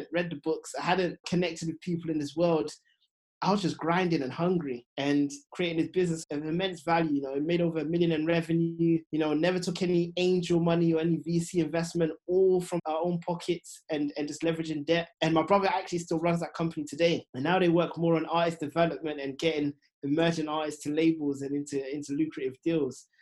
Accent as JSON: {"language": "English", "region": "London", "country": "United Kingdom", "tie": "born or raised there", "said": "I felt like I had a very Ghanaian upbringing, even though I was born in London"}